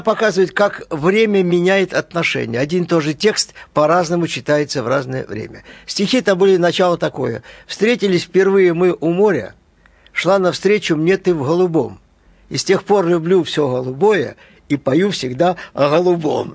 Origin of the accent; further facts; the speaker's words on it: Brest, Brest Region, Belarus; moved away; also born or lived in Kolyma / Minsk; В северном городке мы начали свою жизнь в Бресте